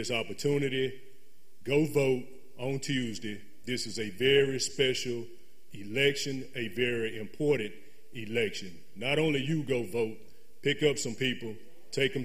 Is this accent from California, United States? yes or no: no; Jackson, Mississippi, United States; I am a lifelong citizen here of Jackson, Mississippi, in Hinds County. I grew up in the Presidential Hills community